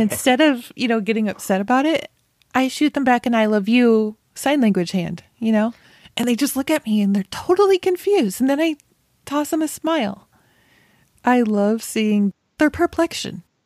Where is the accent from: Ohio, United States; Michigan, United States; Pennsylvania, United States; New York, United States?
New York, United States; Rochester; moved away; I'm from Rochester originally